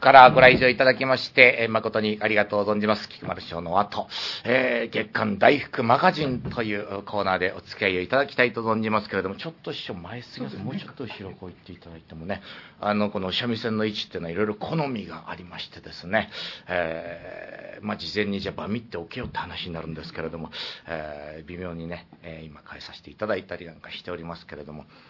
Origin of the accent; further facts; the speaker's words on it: Niigata, Japan; moved away; 私の故郷の新潟